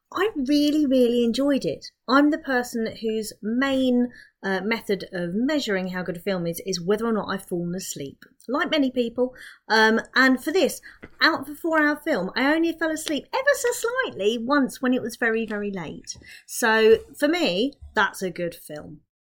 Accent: Milton Keynes, South East England, United Kingdom; I'm from Milton Keynes

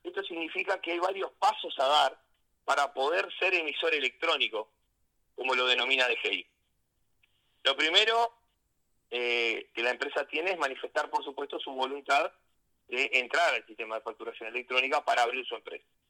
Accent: Rocha, Uruguay; nací en Rocha y prácticamente gran parte de mi vida acá, excepto los años de, estudiante

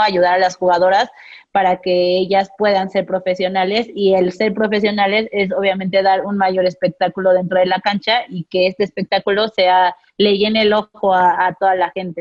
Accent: Mexico; como mexicanos, somos muy entrones

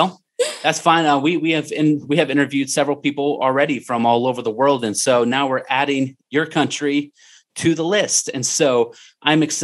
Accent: Ohio, United States; coming from my home state of Ohio

